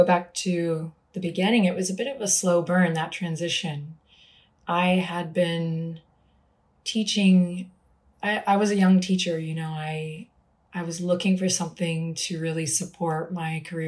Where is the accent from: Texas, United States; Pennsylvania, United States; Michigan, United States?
Texas, United States; Austin; I was starting to teach in small places around my hometown, which I'm in today, Austin